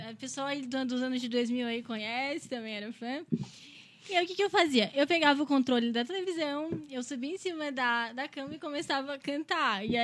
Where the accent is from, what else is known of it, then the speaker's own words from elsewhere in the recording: Criciúma, Santa Catarina, Brazil; Sim, eu moro no São Luís, nasci em Criciúma, Santa Catarina, né? Sou criciumense.